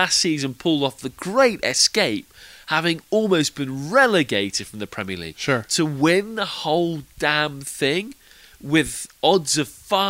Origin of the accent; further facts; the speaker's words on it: Leicester, East Midlands, United Kingdom; moved away; I was born in Leicester and I grew up my entire adolescent life in a town 10 miles away.